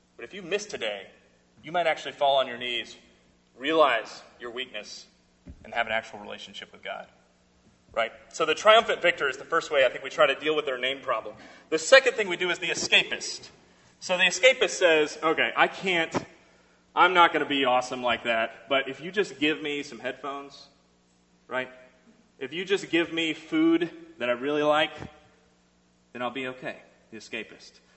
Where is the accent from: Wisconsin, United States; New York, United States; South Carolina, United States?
South Carolina, United States; I'm from South Carolina